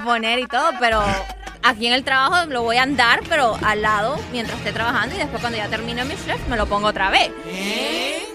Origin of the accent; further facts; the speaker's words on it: Dominican Republic; como dicen en mi país, República Dominicana